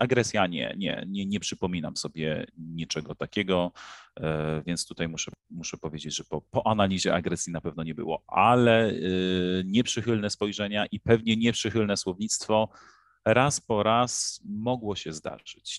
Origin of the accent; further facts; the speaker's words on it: Poland; moved away as an adult; now in Egypt; w naszym kraju